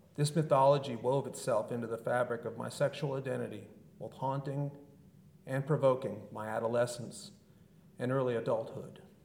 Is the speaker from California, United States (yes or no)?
yes; Southern California, United States; I was born and raised in Southern California in the 1970s and 80s.